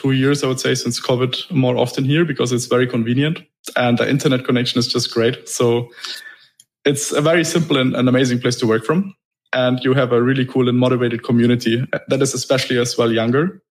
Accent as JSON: {"language": "English", "country": "Germany", "moved": "as an adult", "lives_now": "Dubai, United Arab Emirates", "said": "I'm originally from Germany"}